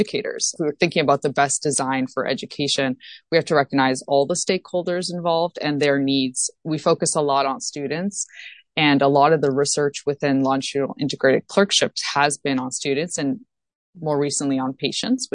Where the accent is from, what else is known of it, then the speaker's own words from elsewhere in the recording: Toronto, Ontario, Canada; moved away as an adult; now in Boston, United States; So I'm originally from Toronto, Ontario, as I mentioned, and went to the University of Toronto